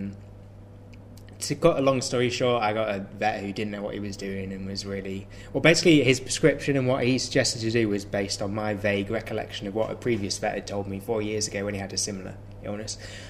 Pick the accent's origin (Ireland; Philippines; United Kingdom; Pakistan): United Kingdom; Midlands; I'm from